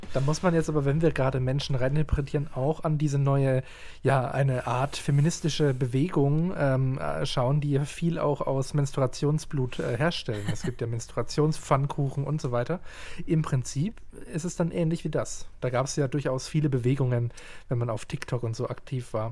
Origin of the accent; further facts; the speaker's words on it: Southern Germany, Germany; Ich bin aus Süddeutschland